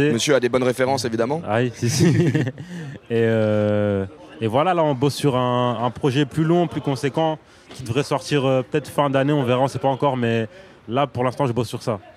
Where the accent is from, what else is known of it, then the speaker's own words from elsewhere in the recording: Liège, Wallonia, Belgium; Je viens de Liège, ouais